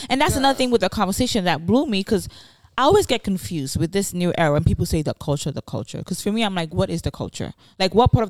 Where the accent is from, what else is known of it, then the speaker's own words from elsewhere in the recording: New York City, New York, United States; I grew up in the Bronx.